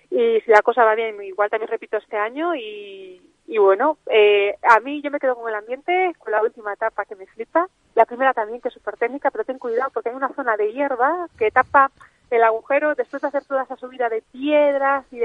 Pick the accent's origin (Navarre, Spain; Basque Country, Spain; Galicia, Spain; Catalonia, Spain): Galicia, Spain; yo soy gallega